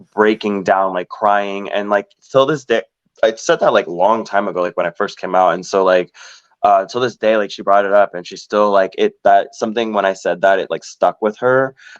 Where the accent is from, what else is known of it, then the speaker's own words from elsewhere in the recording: Orlando, Florida, United States; born and raised in Orlando, Florida